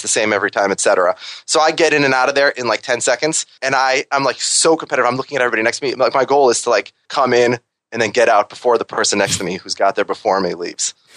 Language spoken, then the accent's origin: English; Minnesota, United States; now in New York, United States; I'm from Minnesota, and I'm the only one who actually lives in New York